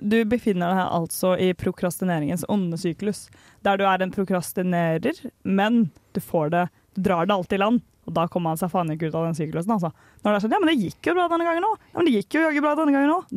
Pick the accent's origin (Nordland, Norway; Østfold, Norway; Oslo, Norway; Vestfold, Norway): Oslo, Norway; moved away as an adult; now in Trondheim, Norway; jeg er hjemme i Oslo